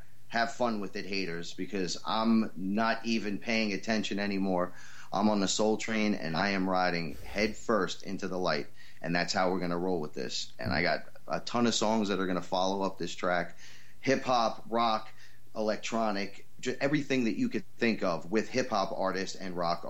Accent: New York City, New York, United States; moved away as an adult; now in Westchester, United States; I'm from the Bronx. Just recently moved up to Westchester, New York

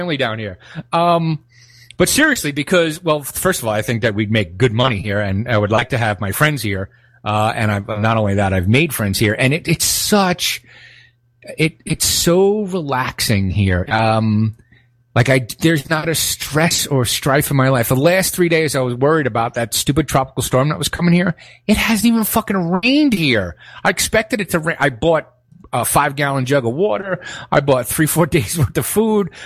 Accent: New York City, New York, United States; moved away as an adult; now in Guatemala; I'm born and raised in Brooklyn

